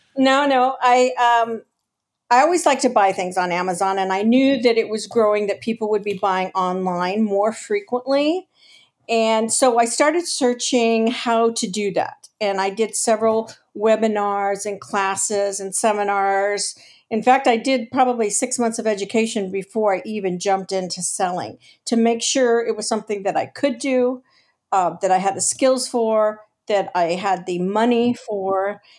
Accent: Los Angeles, California, United States; now in San Diego, United States; I was actually born and raised in Los Angeles.

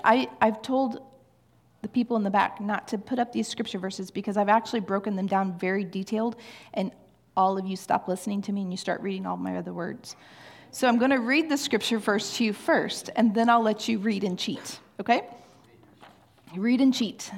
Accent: Kansas City, Missouri, United States; I am from Kansas City

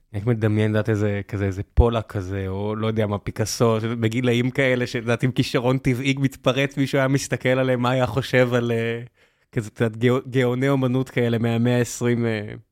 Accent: Beersheba, Southern District, Israel; also born or lived in Northern California; now in Tel Aviv, Israel; בבאר שבע ואני בתל אביב

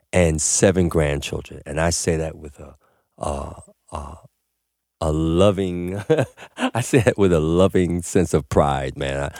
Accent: New York City, New York, United States; born or raised there

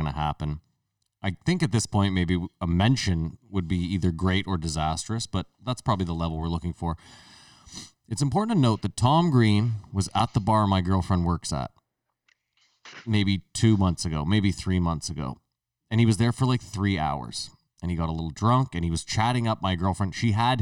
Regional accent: Ottawa, Ontario, Canada; born or raised there

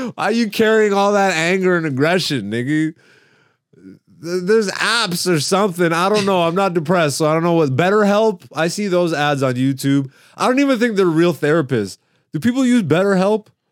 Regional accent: Canada; also born or lived in Greece; I'm African, and I was born in Greece, nigga. And then I was raised in Canada

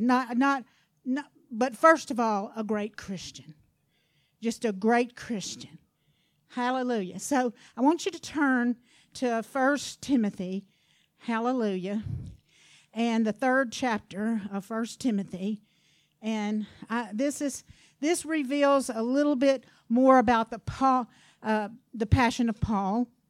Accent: Louisiana, United States; I'm from Louisiana now.

